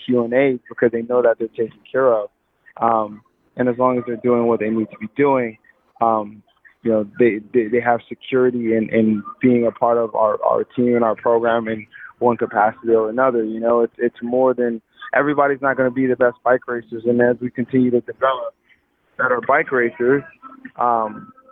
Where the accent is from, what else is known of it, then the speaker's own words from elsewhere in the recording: Los Angeles, California, United States; I come from South Central